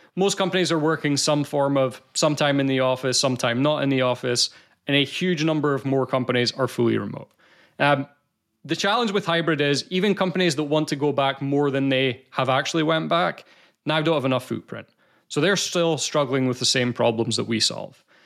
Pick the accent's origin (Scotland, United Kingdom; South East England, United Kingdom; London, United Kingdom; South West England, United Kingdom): Scotland, United Kingdom; accent: Scottish; I'm from Scotland